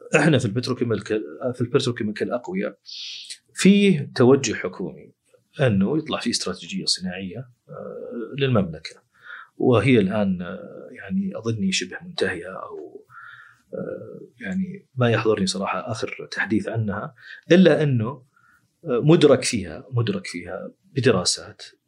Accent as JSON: {"language": "Arabic", "country": "Saudi Arabia", "said": "عندنا في السعوديه"}